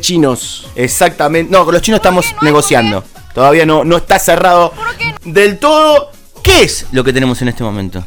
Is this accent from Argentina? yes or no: yes; Argentina; como argentinos